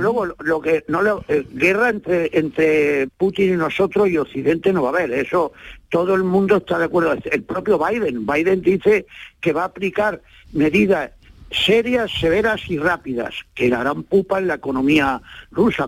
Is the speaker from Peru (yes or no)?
no; Almería, Andalusia, Spain; yo soy andaluz por los cuatro costados